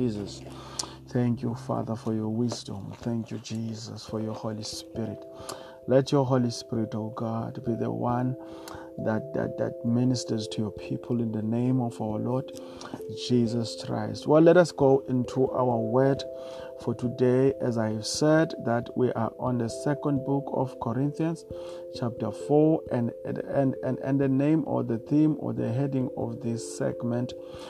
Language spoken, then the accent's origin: English; Eastern Cape, South Africa; Eastern part of South Africa is the Eastern Cape of South Africa